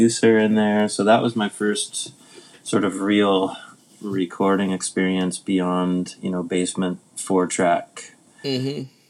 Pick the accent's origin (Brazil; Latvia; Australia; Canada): Canada; Winnipeg, Manitoba; now in Vernon, Canada; growing up in Winnipeg